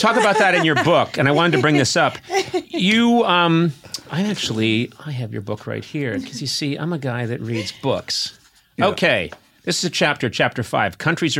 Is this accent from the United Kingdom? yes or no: yes; Scotland, United Kingdom; I'm Scottish. No matter how much I love parts of England, I fucking hate England.